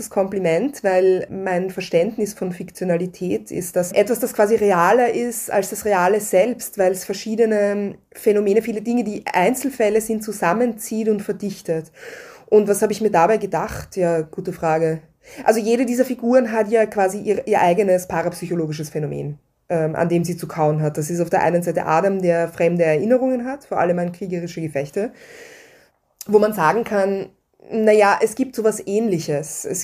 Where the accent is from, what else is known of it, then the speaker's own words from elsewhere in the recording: Vienna, Austria; die mir zum Beispiel als Wienerin an die Türkenbelagerung vermittelt wurde.